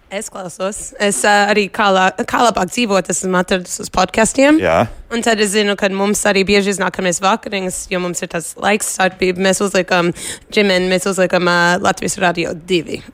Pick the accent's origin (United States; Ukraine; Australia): United States; Long Island, New York; now in Philadelphia, United States; Es uh, Long Islandā, es no New Yorkas esmu. Un tas, kurš piedzimu, bet es tagad Filadelfijā dzīvoju